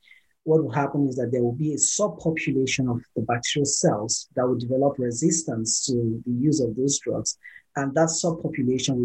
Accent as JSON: {"language": "English", "country": "Nigeria", "said": "I come from Nigeria"}